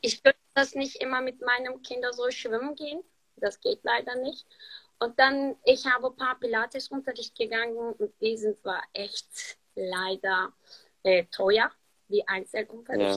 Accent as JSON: {"language": "German", "country": "Turkey", "tie": "born or raised there", "second_language": "German", "moved": "as an adult", "lives_now": "Germany", "said": "Ich bin seit 13 Jahren in Deutschland und ich bin hier in der Türkei geboren"}